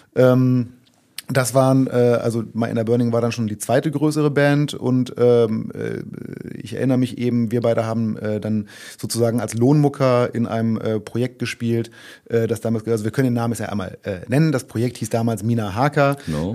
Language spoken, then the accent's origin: German; Braunschweig area, Lower Saxony, Germany; ich komme ja so aus der, also sagen wir mal ganz grob Braunschweiger Ecke